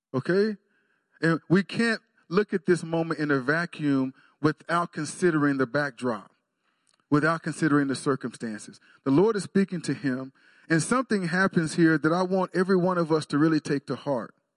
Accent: Waxahachie, Texas, United States; moved away as an adult; now in Stillwater, United States; I went home, back to my hometown of Waxahachie

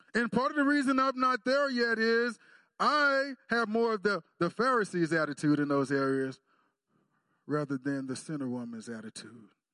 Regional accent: Texas, United States; I'm from Texas

